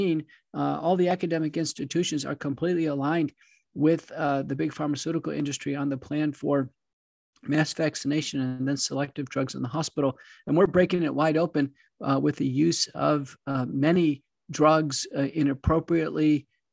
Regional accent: Wichita Falls, Texas, United States; also born or lived in Buffalo, New York / Dallas-Fort Worth, Texas / Seattle, Washington; I grew up in Buffalo, New York, but moved down when I was young to Texas, originally Wichita Falls in the Dallas-Fort Worth area

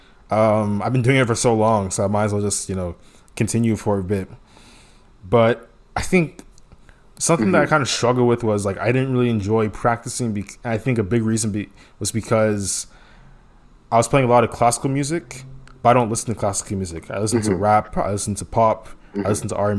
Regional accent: Houston, Texas, United States; I grew up in Houston

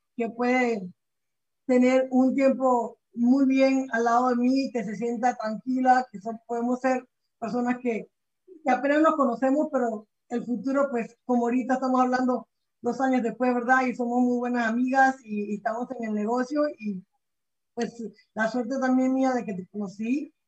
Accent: Venezuela; moved away as an adult; now in United States; yo soy de Venezuela, como comentaste, ¿verdad? Yo llegué a este país cuando tenía 20 años

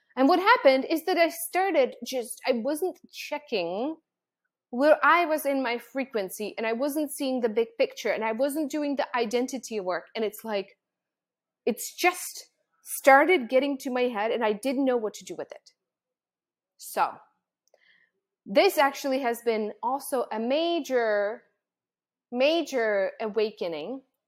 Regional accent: Czechia; moved away; I was born and raised in the Czech Republic

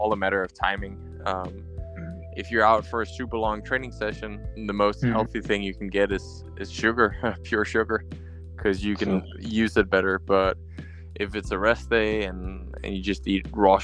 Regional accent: Slagelse, Zealand, Denmark; the track in my hometown, Slagelse, where I grew up

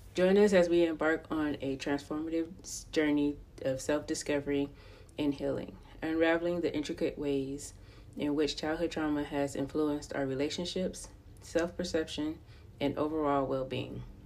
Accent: Los Angeles County, California, United States; I was born and raised in Los Angeles County, California

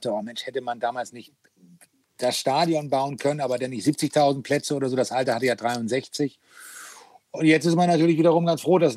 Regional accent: Hamburg, Germany; Naja, das ist meine Heimat. Ne? Also das äh, kenne ich dann äh, so jede Ecke.

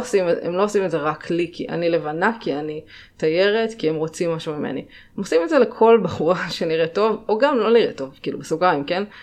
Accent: Northern District, Israel; also born or lived in Jamaica; במקור מהצפון, מצפון הארץ

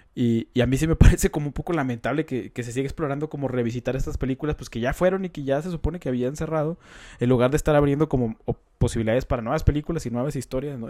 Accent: Coahuila, Mexico; Carlos y yo, pues, somos de Coahuila, que está cerca de Monterrey

